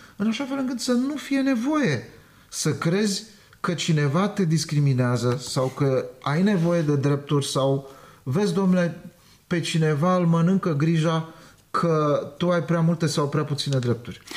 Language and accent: Romanian; Romania; Eu m-am născut în România. Sunt cetățean român.